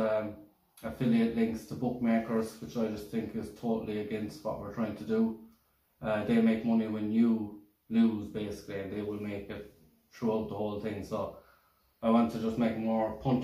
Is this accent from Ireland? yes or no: yes; Killarney, Munster, Ireland; I'm from Killarney